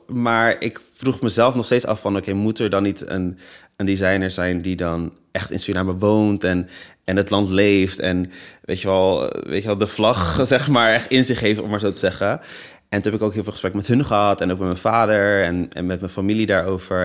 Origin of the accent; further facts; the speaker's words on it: Netherlands; Ik ben geboren in Nederland, ik spreek Nederlands